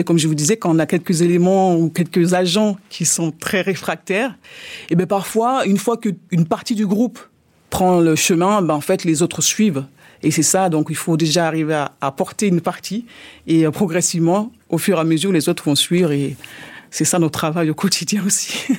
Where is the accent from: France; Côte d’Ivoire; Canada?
France; je suis française d'origine ivoirienne